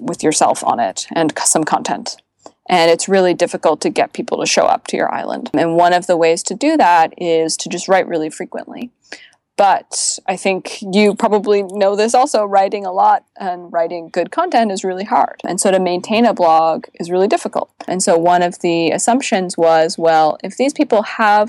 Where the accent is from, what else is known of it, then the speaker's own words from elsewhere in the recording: Canada; now in Bay Area, United States; as a Canadian